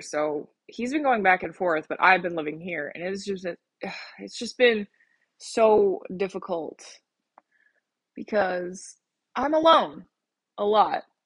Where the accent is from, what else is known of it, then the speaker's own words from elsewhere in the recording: Colorado, United States; moved away; my home state of Colorado